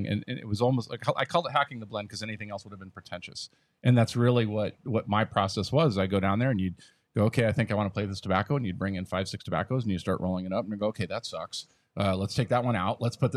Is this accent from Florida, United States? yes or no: no; Wisconsin, United States; moved away; I was from Wisconsin originally